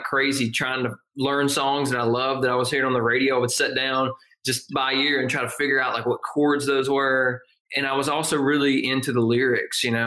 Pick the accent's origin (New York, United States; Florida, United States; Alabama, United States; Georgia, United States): Georgia, United States; Northeast; I grew up in a tiny little mountain town, Northeast Georgia, which is about an hour northeast of Athens, 2 hours north of Atlanta.